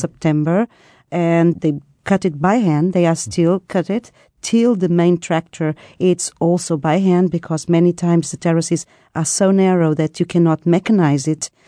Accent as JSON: {"language": "English", "region": "Lisbon", "country": "Portugal", "said": "I'm, I'm from Lisbon"}